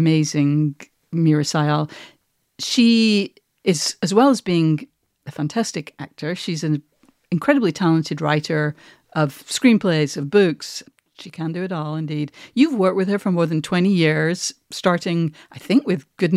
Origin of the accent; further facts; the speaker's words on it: United Kingdom; as a Brit